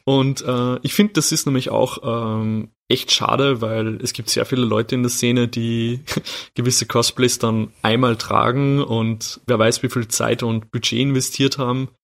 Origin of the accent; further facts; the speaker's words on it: Austria; bei uns in Österreich